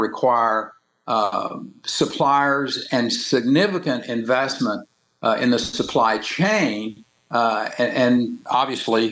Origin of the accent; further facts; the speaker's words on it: Texas, United States; my home state that I dearly love. I was a big proponent of bringing wind energy into the state of Texas